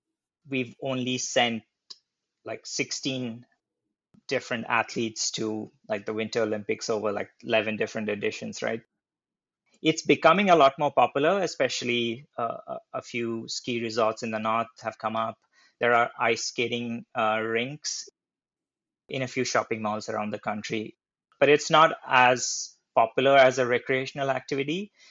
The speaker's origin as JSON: {"language": "English", "region": "eastern India", "country": "India", "tie": "born or raised there", "also_born_or_lived": "Hyderabad, India / Bay Area, United States", "moved": "yes", "said": "I'm originally from Hyderabad, India, but I grew up in a very small town in the eastern part of India."}